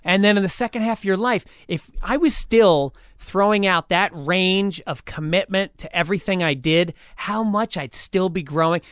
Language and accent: English; New York, United States; moved away; as a New Yorker